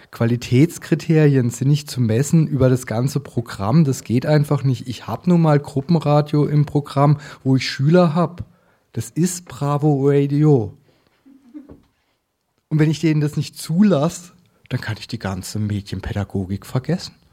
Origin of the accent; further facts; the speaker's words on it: Baden-Württemberg, Germany; Äh, ich komme aus dem Land der Wutbürger. Auch ein völliger falscher Name. Das ist ein Bundesland, wo ähm, mehr als 10 Prozent keinen deutschen Pass haben.